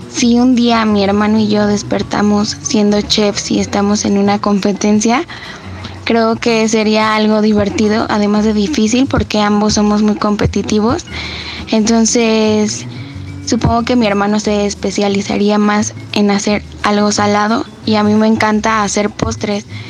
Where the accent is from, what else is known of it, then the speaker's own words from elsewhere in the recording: State of Mexico, Mexico; soy del Estado de México